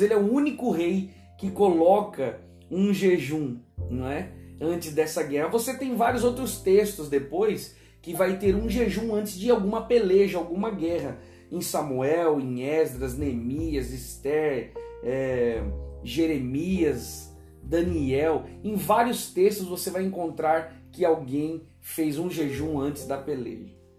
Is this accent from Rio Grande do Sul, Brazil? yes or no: no; São Paulo, Brazil; moved away as an adult; now in Northern Brazil (Pará/Amapá/Maranhão), Brazil; em São Paulo, que é a minha terra natal